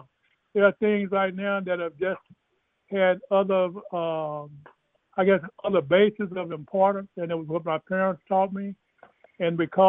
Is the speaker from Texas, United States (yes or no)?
yes; East Texas, United States; I was brought up in East Texas in the church